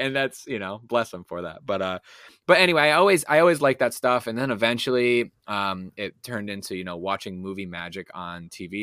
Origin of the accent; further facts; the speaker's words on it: New England, United States; I'm from New England